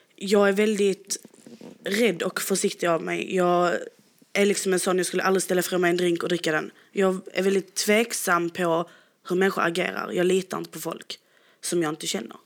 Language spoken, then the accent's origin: Swedish; Sweden; vi är ju helt från Sverige